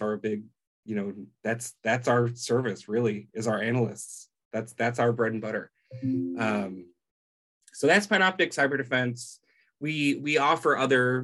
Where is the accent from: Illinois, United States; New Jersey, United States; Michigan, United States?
Illinois, United States; Chicago; now in Omaha, United States; I'm originally from Chicago. These days, I live out in Omaha, Nebraska